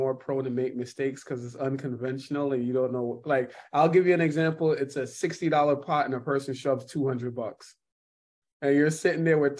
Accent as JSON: {"language": "English", "town": "New York City", "region": "New York", "country": "United States", "also_born_or_lived": "Jamaica / Orange Hill, St. Ann, Jamaica / Texas", "moved": "as an adult", "lives_now": "Miami, United States", "said": "Yeah, black dude. I'm from Brooklyn."}